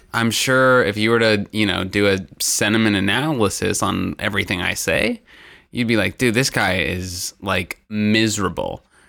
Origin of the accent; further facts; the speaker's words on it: Indiana, United States; I'm from Indiana, and we only have Mexicans.